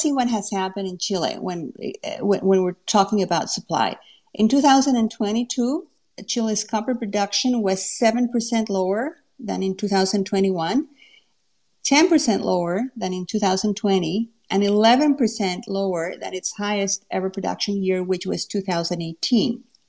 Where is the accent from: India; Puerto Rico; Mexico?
Mexico; moved away as an adult; now in Canada; I'm from Mexico.